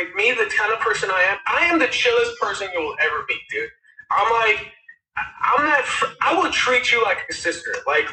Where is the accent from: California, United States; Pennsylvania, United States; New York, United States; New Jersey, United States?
California, United States; Westchester; I grew up in Westchester, California